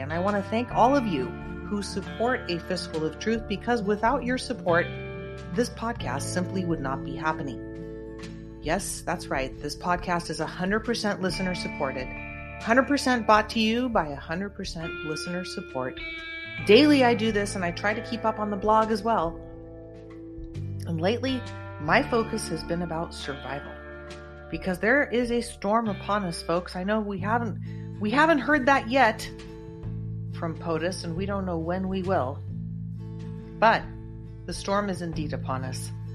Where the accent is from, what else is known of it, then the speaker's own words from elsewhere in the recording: California, United States; I'm proud to say as a Californian